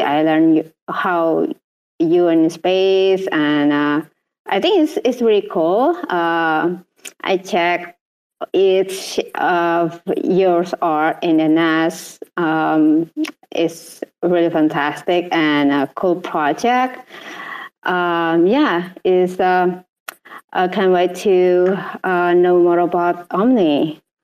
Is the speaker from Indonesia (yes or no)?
yes; Indonesia; I'm from Indonesia